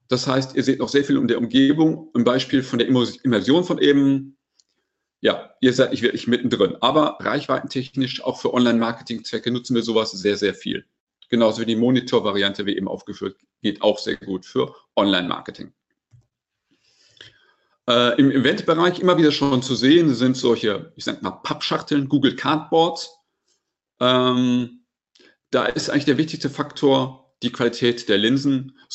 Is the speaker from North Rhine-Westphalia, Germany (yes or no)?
yes; North Rhine-Westphalia, Germany; Ich muss ganz ehrlich sagen, ich bin Ostwestfale